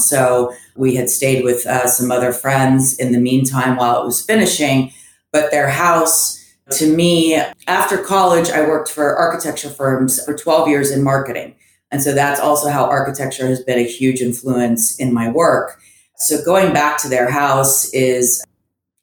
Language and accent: English; Orlando, Florida, United States; also born or lived in Antwerp, Belgium / Gainesville, Florida / Fort Lauderdale, Florida / Miami, Florida; growing up in Florida is definitely its own thing